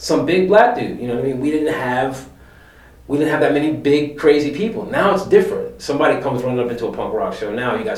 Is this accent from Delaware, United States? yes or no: yes; Delaware, United States; also born or lived in Philadelphia, Pennsylvania; I was already used to Philly because I grew up in West Philly and I grew up in Delaware